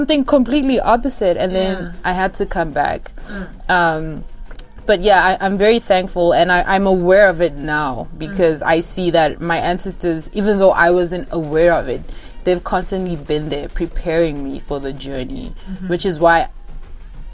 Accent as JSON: {"language": "English", "town": "Pretoria", "region": "Gauteng", "country": "South Africa", "also_born_or_lived": "California", "moved": "as an adult", "said": "I'm originally from Mamelodi in Pretoria."}